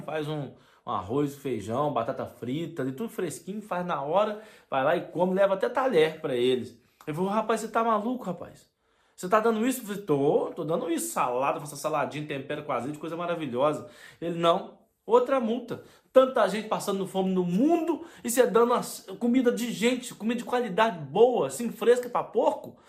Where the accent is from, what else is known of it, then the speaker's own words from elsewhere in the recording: Brazil; moved away; minha infância, do início da minha adolescência lá no Brasil